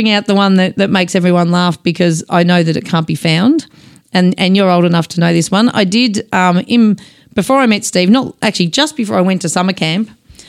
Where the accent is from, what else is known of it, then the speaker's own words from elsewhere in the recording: Dingley Village, Victoria, Australia; also born or lived in Glen Waverley; So we went there even though we lived in Dingley actually when we first started. Oh, we grew up in Dingley.